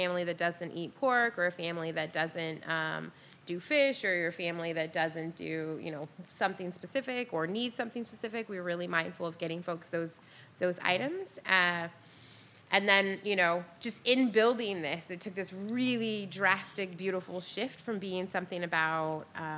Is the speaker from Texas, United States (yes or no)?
no; Portland, Oregon, United States; also born or lived in New Orleans; I am from Portland, Oregon. I'm born and raised.